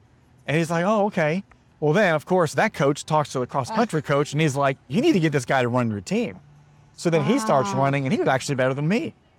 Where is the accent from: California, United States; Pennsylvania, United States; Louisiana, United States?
Louisiana, United States; New Orleans; I grew up in New Orleans